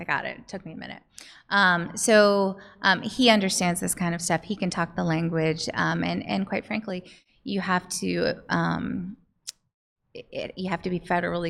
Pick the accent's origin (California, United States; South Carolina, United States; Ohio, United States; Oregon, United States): Ohio, United States; Columbus; This is the Ohio State University College of Optometry. I was born and raised in Columbus.